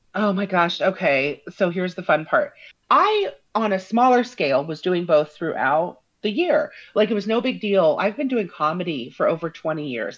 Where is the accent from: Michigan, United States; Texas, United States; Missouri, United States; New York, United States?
Missouri, United States; Parkville; I'm from Parkville, which is um, just basically 10 miles from the airport